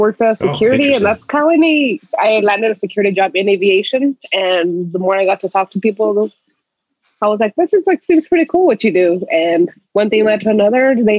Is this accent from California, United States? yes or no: yes; Victorville, California, United States; I am from, probably a lot of people don't know, it's called Victorville area. Mm. In the high desert.